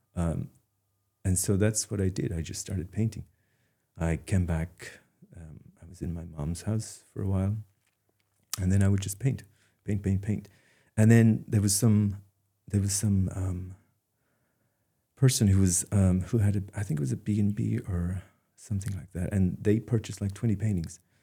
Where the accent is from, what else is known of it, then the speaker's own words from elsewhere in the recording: Dingle, Munster, Ireland; moved away as an adult; now in Maine, United States; I'm from Dingle